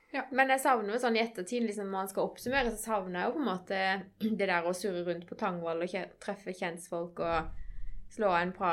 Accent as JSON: {"language": "Norwegian", "town": "Greipstad", "region": "Agder", "country": "Norway", "said": "er jo, jeg er jo fra"}